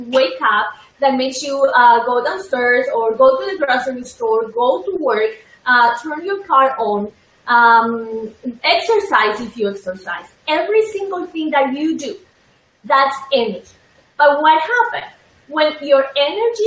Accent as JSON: {"language": "English", "country": "Colombia", "moved": "yes", "said": "I am originally from Colombia"}